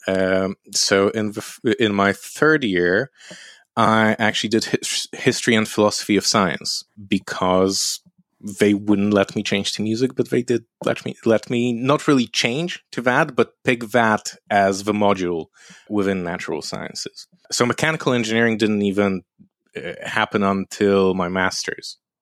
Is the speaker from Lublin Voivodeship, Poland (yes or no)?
yes; Lublin, Lublin Voivodeship, Poland; moved away; also born or lived in London; my hometown, Lublin, is a university city